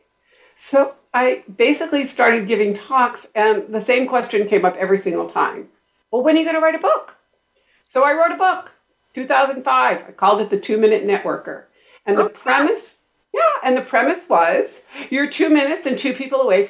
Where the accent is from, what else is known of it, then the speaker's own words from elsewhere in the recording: Boston, Massachusetts, United States; now in Carlsbad, United States; I grew up in Boston